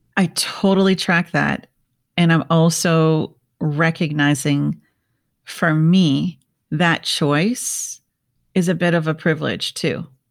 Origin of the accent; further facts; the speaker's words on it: Minnesota, United States; I grew up in Minnesota